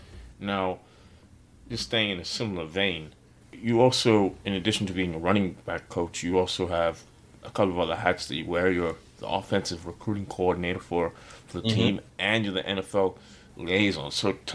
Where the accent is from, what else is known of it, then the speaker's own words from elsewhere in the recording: Australia; I grew up in Australia